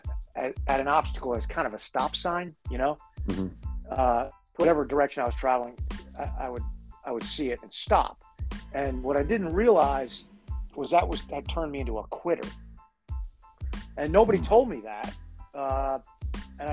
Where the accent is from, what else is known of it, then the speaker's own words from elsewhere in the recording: Connecticut, United States; moved away as an adult; also born or lived in Boston; I'm from Connecticut, but I was in college in Boston.